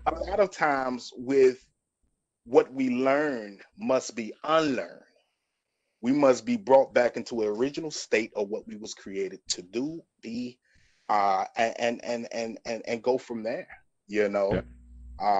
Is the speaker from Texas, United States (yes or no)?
no; Greenville, North Carolina, United States; moved away as an adult; also born or lived in Georgia; I'm from Greenville, North Carolina, home of East Carolina University